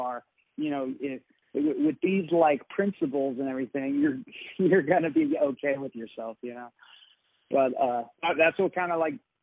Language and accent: English; Nikiski, Alaska, United States; I'm actually from Nikiski. I'm Kenai Peninsula.